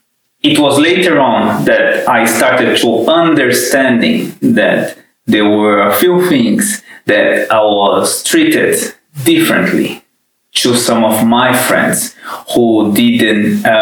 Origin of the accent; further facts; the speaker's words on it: Brazil; moved away as an adult; also born or lived in London, United Kingdom; now in Helsinki, Finland; I come from Brazil. That's where I was born. And I've been living in Europe for quite a long time now. Firstly in London, and now between Helsinki and London.